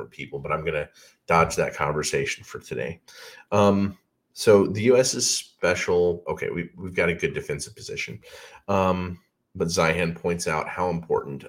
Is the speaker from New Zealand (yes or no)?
no; Alabama, United States; I grew up in Alabama